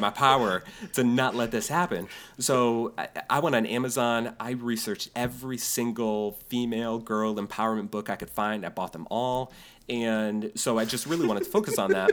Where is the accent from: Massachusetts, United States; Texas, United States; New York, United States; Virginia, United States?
New York, United States; moved away; a friend of mine I grew up with in New York